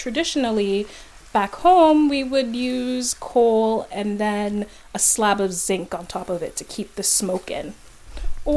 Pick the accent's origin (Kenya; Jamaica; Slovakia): Jamaica; now in Canada; Back when I was growing up in Jamaica